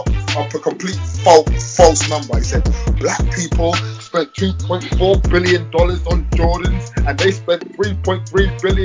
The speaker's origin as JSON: {"language": "English", "region": "London", "country": "United Kingdom", "said": "I'm from London."}